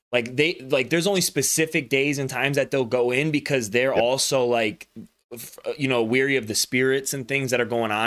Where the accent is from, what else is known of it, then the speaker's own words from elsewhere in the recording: the South, United States; I grew up in the South